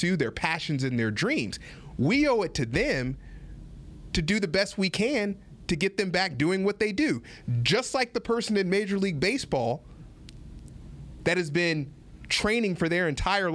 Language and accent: English; United States; I'm an American